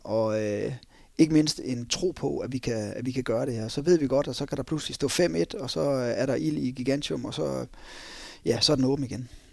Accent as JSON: {"language": "Danish", "area": "North Jutland", "region": "North Denmark Region", "country": "Denmark", "said": "vi er nordjyder"}